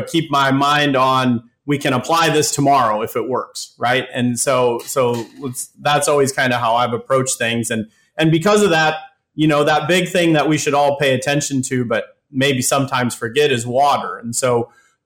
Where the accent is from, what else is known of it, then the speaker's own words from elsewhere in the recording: Worthington, Minnesota, United States; moved away as an adult; now in North Carolina, United States; I grew up in Worthington, Minnesota, so I'm a native of Southwest Minnesota